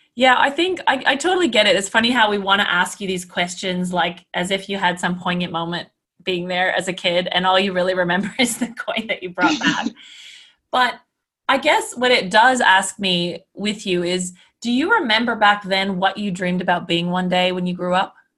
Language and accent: English; Canada; I'm Canadian.